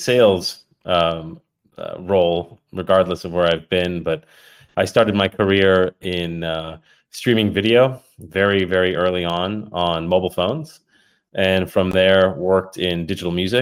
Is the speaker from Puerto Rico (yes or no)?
yes; Puerto Rico; also born or lived in United Kingdom; now in California, United States; I'm originally from Puerto Rico. Born to an Irish mother in Puerto Rico